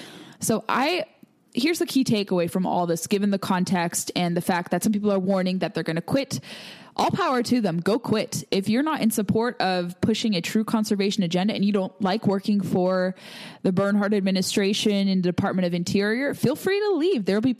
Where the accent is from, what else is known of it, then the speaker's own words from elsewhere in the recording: California, United States; I am from California